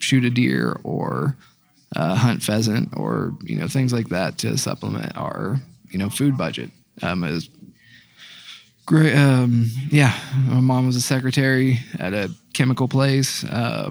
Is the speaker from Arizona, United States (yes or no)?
no; Dayton, Ohio, United States; I'm 31 years old, and then from Dayton, Ohio.